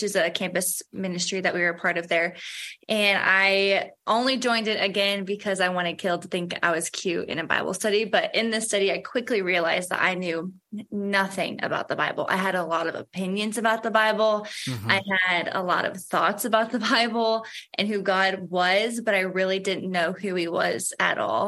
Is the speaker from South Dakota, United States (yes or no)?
no; St. Louis, Missouri, United States; I was raised in the Catholic faith. I think that's pretty common for people that are from St. Louis